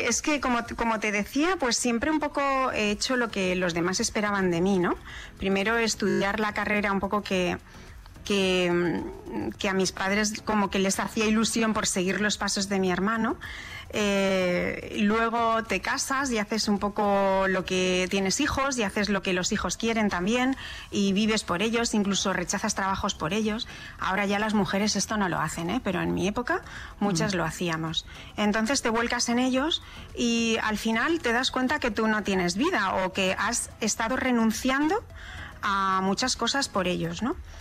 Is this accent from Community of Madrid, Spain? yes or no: yes; Madrid, Community of Madrid, Spain; also born or lived in Socuéllamos, Ciudad Real, Castilla-La Mancha; yo soy manchega, nací en un pueblo de La Mancha, que es Socuéllamos, desde la provincia de Ciudad Real, pero luego me crié en Madrid